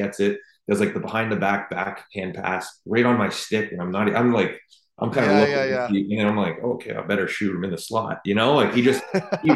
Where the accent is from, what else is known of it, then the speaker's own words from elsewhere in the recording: Toronto, Ontario, Canada; it was special to do that in my hometown